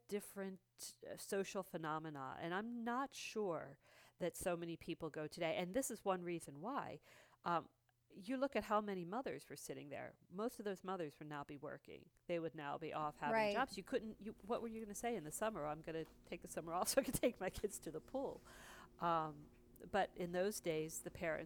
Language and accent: English; New Jersey, United States; born or raised there; also born or lived in California